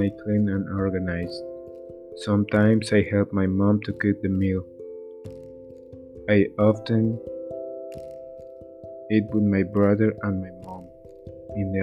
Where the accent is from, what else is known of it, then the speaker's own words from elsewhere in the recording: Coatzacoalcos, Veracruz, Mexico; English is a second language; also born or lived in Boca del Río, Veracruz; I was born in Coatzacoalcos, Veracruz, but I study naval engineering in Boca del Río, Veracruz